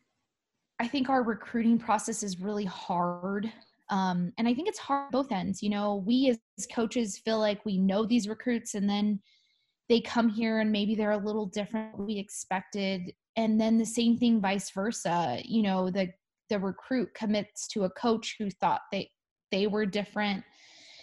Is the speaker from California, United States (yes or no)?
yes; Southern California, United States; I was born and raised in Southern California